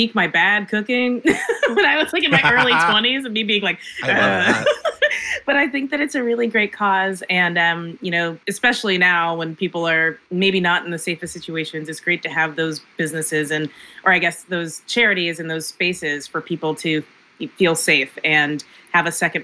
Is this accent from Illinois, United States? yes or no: no; across the river from Cincinnati, Northern Kentucky, United States; in Cincinnati, Ohio, which is my hometown. I guess it's like my home city. I'm from across the river in Kentucky